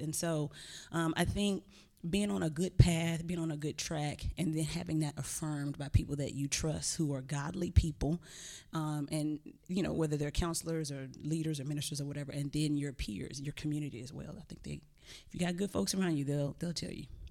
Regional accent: Texas, United States; I'm from Texas

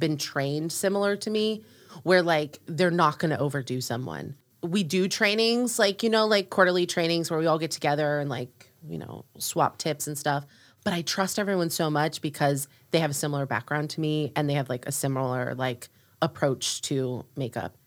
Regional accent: Orlando, Florida, United States; moved away as an adult; also born or lived in upstate New York / Nashville / New York City; now in North Carolina, United States; I grew up in Orlando, Florida.

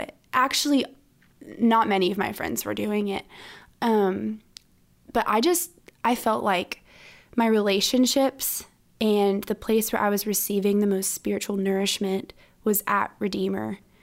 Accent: Orlando, Florida, United States; moved away as an adult; now in Stanford, United States; I'm from Orlando, Florida

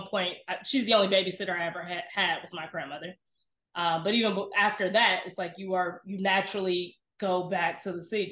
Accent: Detroit, Michigan, United States; I'm from the west side of Detroit, 6th and Livernois

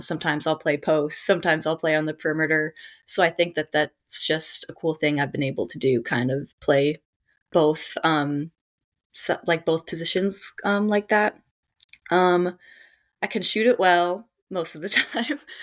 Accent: Arlington Heights, Illinois, United States; went to and played at Hersey High School in Arlington Heights, Illinois, which is my hometown.

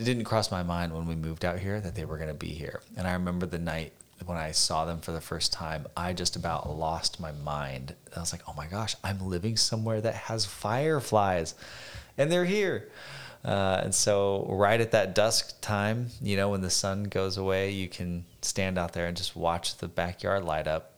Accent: Phoenix, Arizona, United States; moved away as an adult; growing up in Phoenix

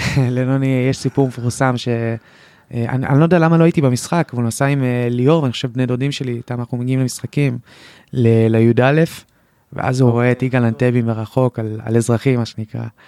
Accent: Kadima-Zoran, Central District, Israel; אצלנו ביישוב בקדימה

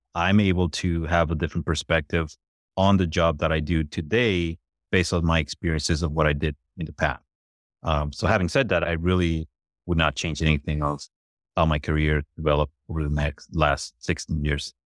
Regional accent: Puerto Rico; I'm originally from Puerto Rico was born and raised in Puerto Rico

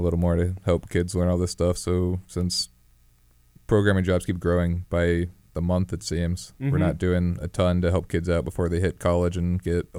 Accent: East Hampton, Connecticut, United States; I'm from East Hampton, Connecticut. Back in 2000.

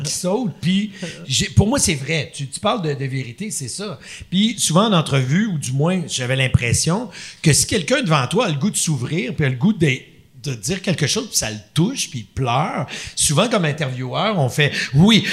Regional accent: Quebec, Canada; je suis un Québécois

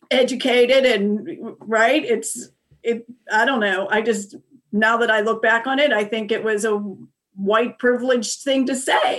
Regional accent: Pittsburgh, Pennsylvania, United States; I grew up in Carrick

